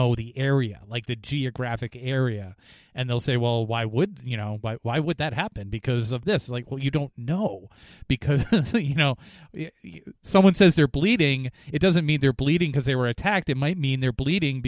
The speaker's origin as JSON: {"language": "English", "region": "Northeast", "country": "United States", "said": "we're from the Northeast"}